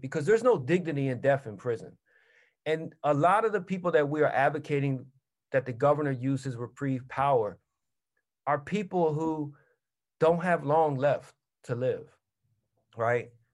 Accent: Philadelphia, Pennsylvania, United States; where I grew up in North Philly

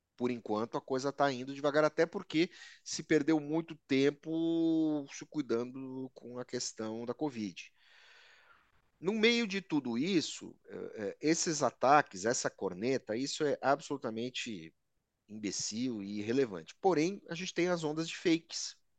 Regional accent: Brazil; nós brasileiros somos uma mistura de progresso e fracasso

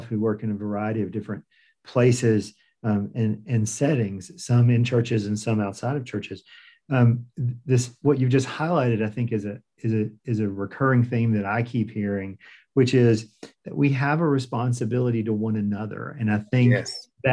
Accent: Piedmont Triad, North Carolina, United States; I grew up in the Piedmont Triad

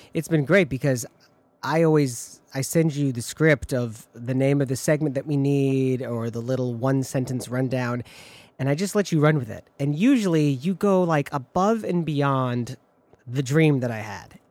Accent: Michigan, United States; now in Chicago, United States; Growing up in Michigan

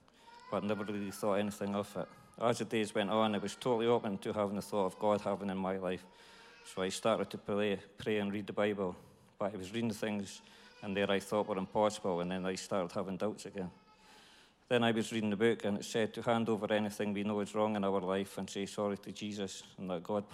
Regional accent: Dundee, Scotland, United Kingdom; I'm from Dundee. I was brought up by mum and dad and had a good childhood

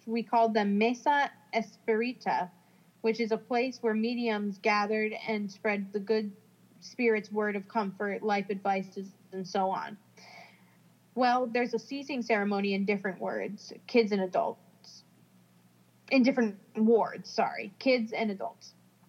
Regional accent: Brazil; As a matter of fact, I'm from Brazil, and it's a very religious country, so I grew up Catholic, respecting and helping older people and others, helping with the chores and so on.

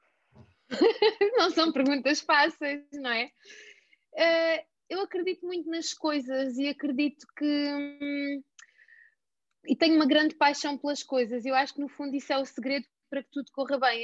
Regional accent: Alentejo, Portugal; moved away as an adult; eu sou alentejana, vivi no Alentejo e até aos dezoito anos

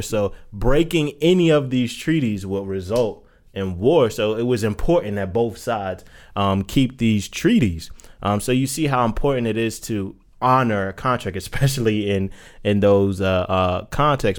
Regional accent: New York, United States; I'm from that culture. I'm from New York

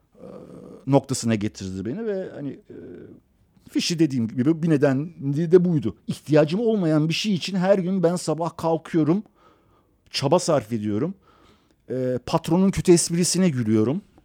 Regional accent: Istanbul, Turkey; also born or lived in Iran; Garajlı evlerimiz yanında arsa top oynayabileceğimiz 50 adım ileride sahil tekneye binip e, balık yakalayabileceğin sonra akşam gelip caddede piyasa yapabileceğin güzel insanların olduğu

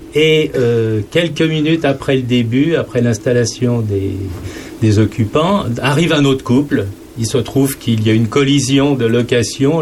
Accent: Saint-Germain-en-Laye, Île-de-France, France; moved away; moi, je suis originaire bah, de la région parisienne

